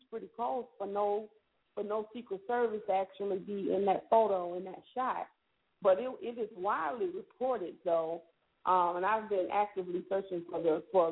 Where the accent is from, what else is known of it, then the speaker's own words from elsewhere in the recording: Selma, Alabama, United States; I come from Selma